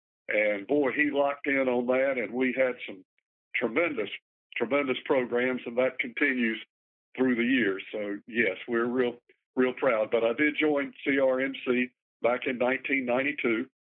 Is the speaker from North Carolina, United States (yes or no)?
yes; Gastonia, North Carolina, United States; I grew up in Gastonia, which is just on the far side of Charlotte from where you are now.